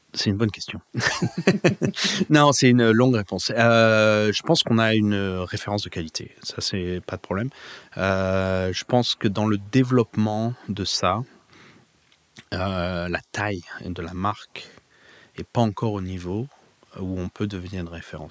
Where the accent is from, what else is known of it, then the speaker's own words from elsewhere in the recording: Provence-Alpes-Côte d'Azur, France; moved away as an adult; now in Napa Valley, United States; J'ai grandi en Provence